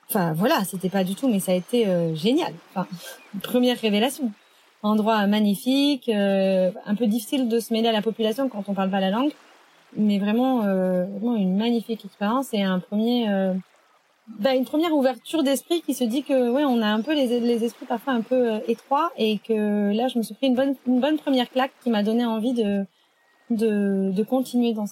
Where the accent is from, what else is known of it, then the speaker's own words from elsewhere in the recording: France; moved away as an adult; ça fait depuis 2008 que j'ai quitté la France et que j'habite un peu partout dans le monde.